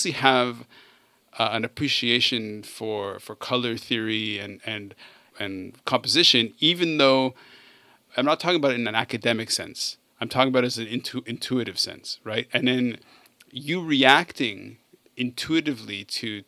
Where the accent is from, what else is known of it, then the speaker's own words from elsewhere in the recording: Canada; I grew up in Canada.